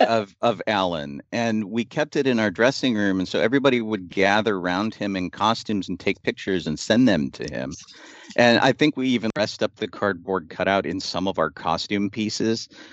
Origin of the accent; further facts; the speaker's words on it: Pittsburgh, Pennsylvania, United States; I'm from Pittsburgh and not, you know, the U K.